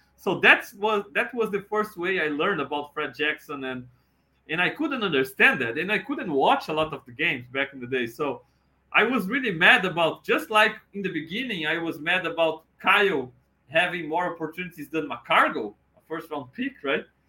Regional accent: Brazil; talking Bills with you all over the world from Brazil

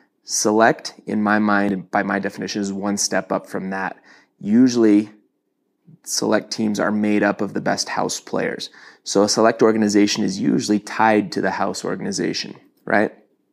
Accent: Toronto, Ontario, Canada; now in Utah, United States; When I moved to Utah from Toronto, so I, you know, to kind of put this in perspective

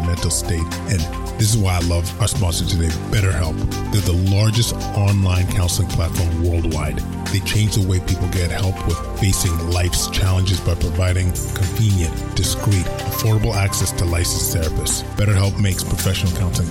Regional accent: Edmonton, Alberta, Canada; English is a second language; I am a proud Edmontonian, born and raised in Edmonton, West End, West Side, Aldergrove

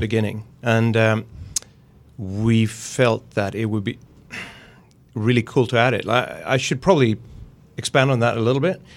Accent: Gothenburg, Västra Götaland, Sweden; I'm from Gothenburg in Sweden, and that's the pun capital of the world

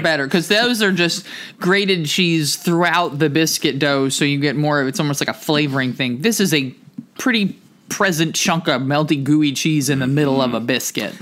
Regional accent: New Jersey, United States; moved away; also born or lived in Camden, New Jersey; I grew up in New Jersey and I lived in Camden for nine years

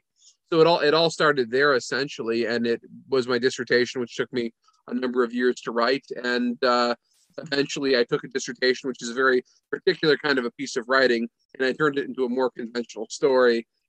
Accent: Vermont, United States; I teach at Norwich University, which is a small military college in Vermont. I'm from Vermont originally.

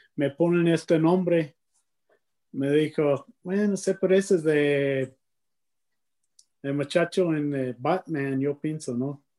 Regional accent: near Amarillo, North Texas, United States; Spanish is a second language; crecí en un cam-, campesino, ¿no? Este, en Texas del Norte, eh, cerca de Amarillo

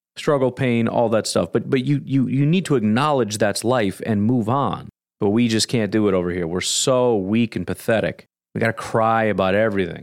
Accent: United States; As an American

